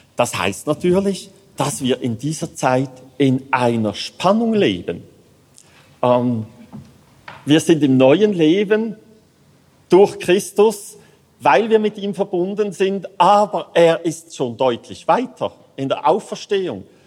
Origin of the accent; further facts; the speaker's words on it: Switzerland; Als Schweizer